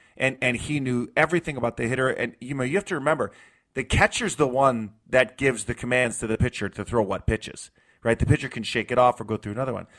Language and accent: English; New York, United States; moved away; I grew up in New York in the 90s